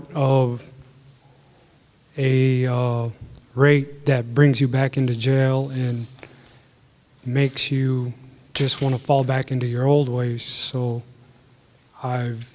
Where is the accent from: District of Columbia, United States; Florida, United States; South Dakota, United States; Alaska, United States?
Alaska, United States; Utqiagvik; I'm originally from Utqiagvik, formerly known as Barrow